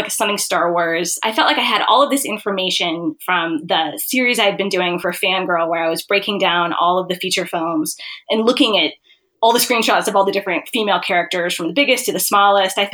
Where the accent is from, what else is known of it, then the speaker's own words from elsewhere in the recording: Montana, United States; I grew up in Montana